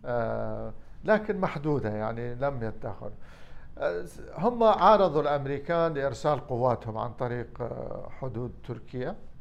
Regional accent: Iraq; أنا عراقي أولاً

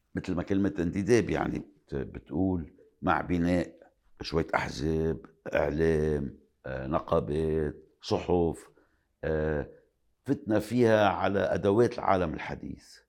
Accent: Lebanon; بلبنان تحديداً أنا كلبناني، آه، عم عيش شخصياً كمان

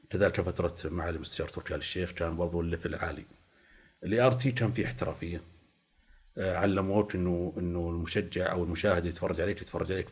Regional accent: Eastern Province, Saudi Arabia; فكنت انا انا الاهل عايشين في المنطقه الشرقيه فانا من اهل الشرقيه

